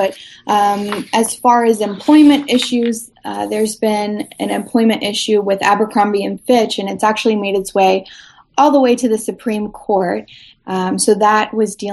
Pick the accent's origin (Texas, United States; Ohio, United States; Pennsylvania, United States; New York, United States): Ohio, United States; Youngstown; I'm from Youngstown, Ohio